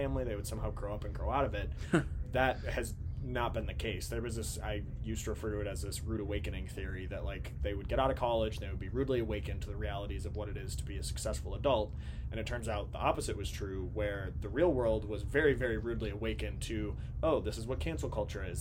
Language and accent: English; Minnesota, United States; now in Washington, D.C., United States; I grew up in Minnesota